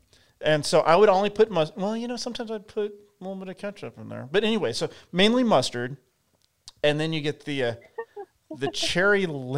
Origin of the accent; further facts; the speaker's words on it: El Paso, Texas, United States; moved away; I grew up in the West Texas town of El Paso